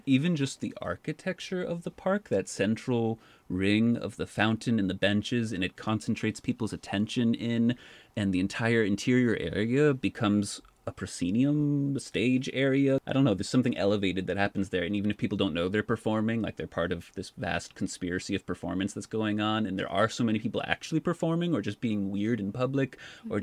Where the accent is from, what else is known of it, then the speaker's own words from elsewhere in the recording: Boston, Massachusetts, United States; I was born in Boston and spent the first 13 years of my life there